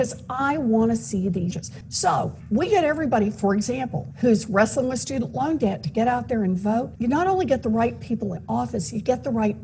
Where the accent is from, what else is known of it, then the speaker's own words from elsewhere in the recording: Massachusetts, United States; I'm from Massachusetts